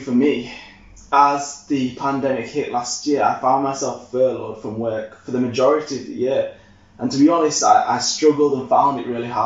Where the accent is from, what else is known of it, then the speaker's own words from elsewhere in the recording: Leeds, Yorkshire and the Humber, United Kingdom; I'm from Yorkshire. I know Leeds lads through and through